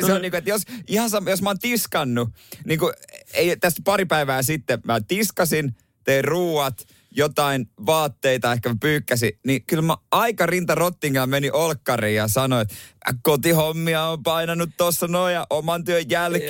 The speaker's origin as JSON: {"language": "Finnish", "town": "Seinäjoki", "region": "South Ostrobothnia", "country": "Finland", "said": "itse on Seinäjältä"}